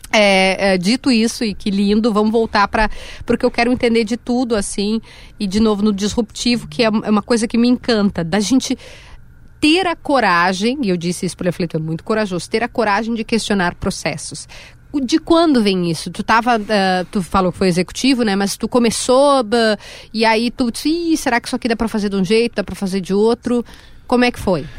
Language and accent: Portuguese; Rio Grande do Sul, Brazil; eu sou do Rio Grande do Sul